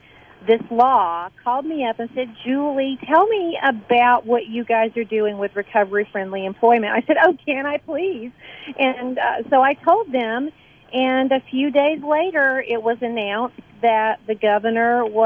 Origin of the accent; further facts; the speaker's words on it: Atlanta, Georgia, United States; moved away as an adult; now in Oneonta, United States; I'm originally from Atlanta, and my first job when I moved to Oneonta back in the 90s